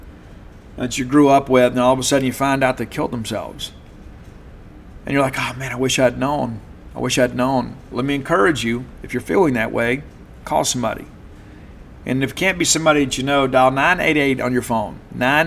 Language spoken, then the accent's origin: English; South Mississippi, United States; now in Madison, United States; growing up in South Mississippi